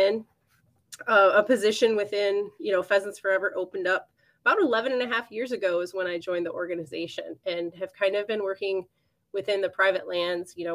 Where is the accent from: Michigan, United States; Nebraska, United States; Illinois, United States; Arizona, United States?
Michigan, United States; southern; I did grow up on a farm and cattle operation in southern Michigan. So I'm originally from Michigan